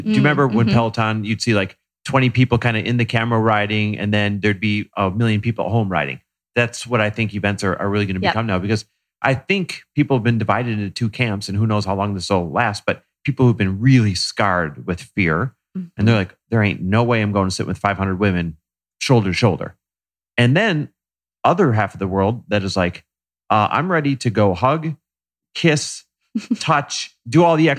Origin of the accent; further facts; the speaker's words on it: Green Bay, Wisconsin, United States; We can make that joke because we're both from the Green Bay area. We're Midwest born and raised.